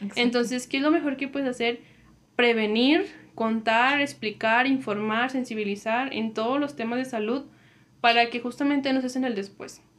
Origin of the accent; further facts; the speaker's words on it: Comarca Lagunera, Mexico; vivimos en, la laguna, dos estados se componen de uno